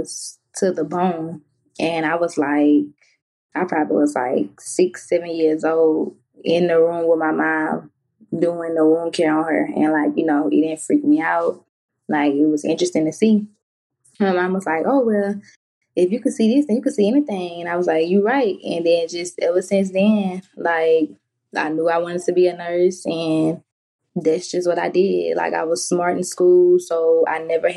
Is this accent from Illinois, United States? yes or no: no; Baton Rouge, Louisiana, United States; I'm from Baton Rouge, Louisiana, born and raised